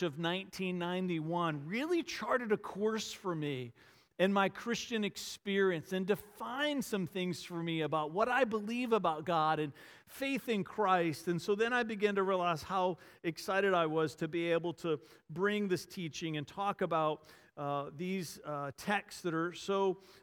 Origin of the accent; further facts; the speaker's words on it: Varina, Virginia, United States; a little country Episcopal church in the small town Verina where I grew up just outside of Richmond